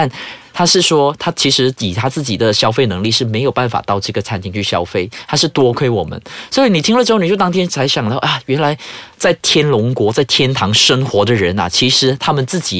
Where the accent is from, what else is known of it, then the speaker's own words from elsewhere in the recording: Malaysia; 不像马来西亚，我们有三大种族，但是我们就是遵照一个语区啊，两语，英语是一个 support